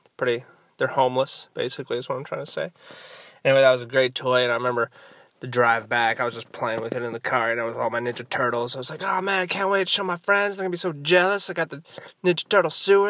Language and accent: English; Southern California, United States; I'm from Southern California